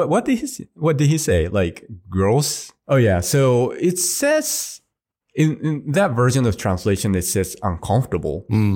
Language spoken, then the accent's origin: English; Hiroshima, Japan; also born or lived in Tokyo; You know, it's my hometown and I visit there like too often, like every year